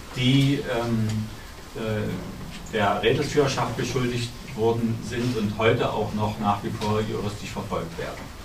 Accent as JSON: {"language": "German", "town": "Dresden", "region": "Saxony", "country": "Germany", "said": "Ich bin Dresdner Bürger"}